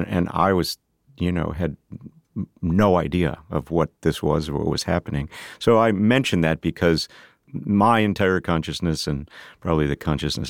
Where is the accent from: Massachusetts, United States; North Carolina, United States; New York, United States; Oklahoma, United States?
New York, United States; Tonawanda; So I grew up in Western New York near Buffalo, a place called Tonawanda.